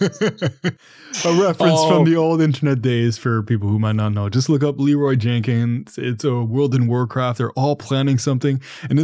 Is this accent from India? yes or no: no; Canada; I'm from Canada, and then in Toronto